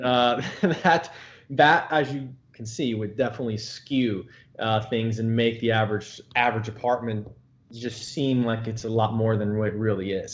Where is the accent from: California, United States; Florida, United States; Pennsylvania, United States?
Florida, United States; moved away as an adult; now in New York City, United States; I'm from Florida originally, and I've been in New York now almost 10 years